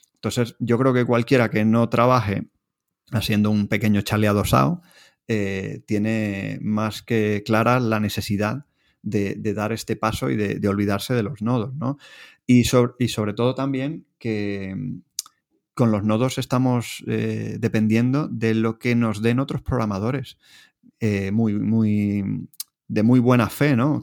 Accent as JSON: {"language": "Spanish", "country": "Venezuela", "tie": "born or raised there", "moved": "as an adult", "lives_now": "Spain", "said": "yo, yo nací y, me crié en Venezuela, estudié la carrera allí, hasta eh, que vine con 22 años aquí a España."}